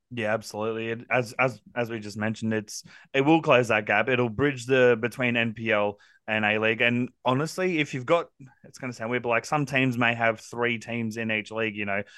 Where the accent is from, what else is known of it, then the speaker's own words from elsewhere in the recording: Central Coast, New South Wales, Australia; I grew up on the Central Coast from about the age of four all the way through to now